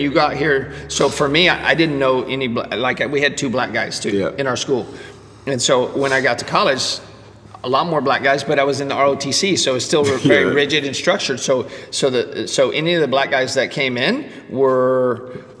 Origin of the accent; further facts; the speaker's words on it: Laredo, Texas, United States; I grew up in Laredo, which is on the border with Mexico, 98% Hispanic, and I'm the one white guy.